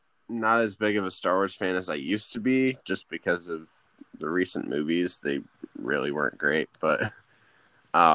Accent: Michigan, United States; I was born and raised here

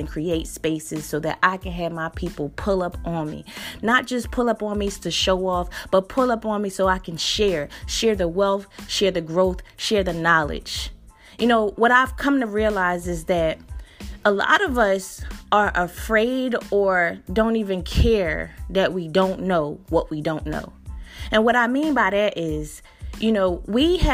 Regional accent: Philadelphia, Pennsylvania, United States; when I grew up in North Philly, in my neighborhood, the pools were crowded.

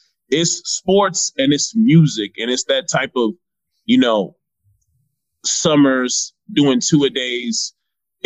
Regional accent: Virginia Beach, Virginia, United States; also born or lived in Nigeria; now in Washington, D.C., United States; I'm from Virginia Beach, Virginia. obviously by way of Nigeria

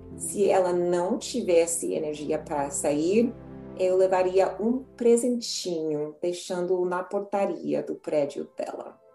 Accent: United States; Portuguese is a second language; eu era estadunidense

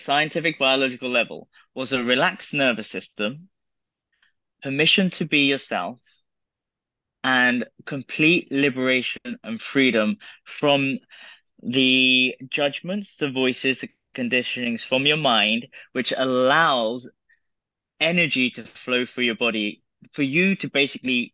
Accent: United Kingdom; I'm British, I have British politeness.

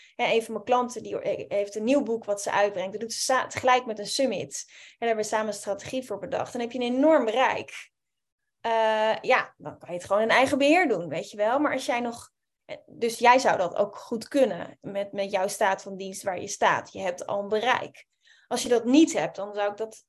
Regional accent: Amsterdam, North Holland, Netherlands; ik kom uit Amsterdam

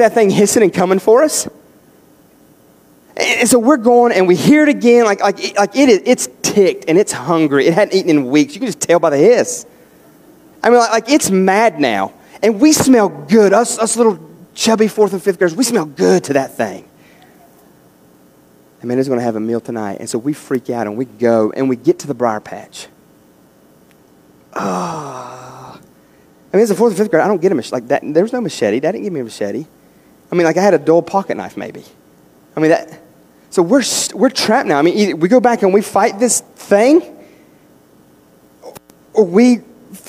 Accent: West Virginia, United States; we grew up in West Virginia. We're out in the country

